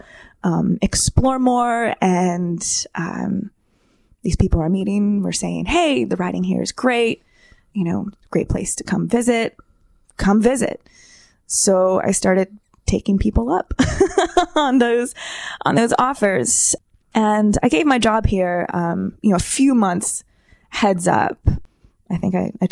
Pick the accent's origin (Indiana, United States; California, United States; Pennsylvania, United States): Pennsylvania, United States; Central; also born or lived in Philadelphia; I'm from Central PA. I've pretty much lived here my whole life